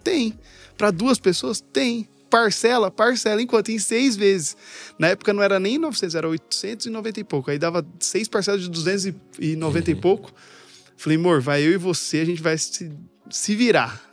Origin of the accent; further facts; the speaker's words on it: São Carlos, São Paulo, Brazil; eu saí de São Carlos